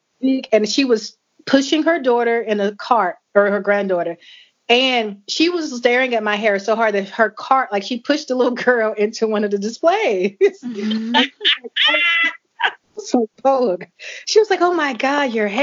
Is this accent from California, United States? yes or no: no; Birmingham, Alabama, United States; I'm from Birmingham